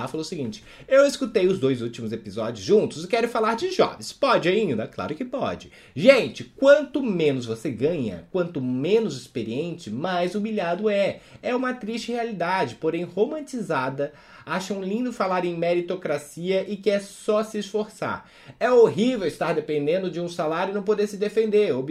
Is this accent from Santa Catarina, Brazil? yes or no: yes; Imbituba, Santa Catarina, Brazil; born there; porque eu nasci em Imbituba, que é perto de Floripa.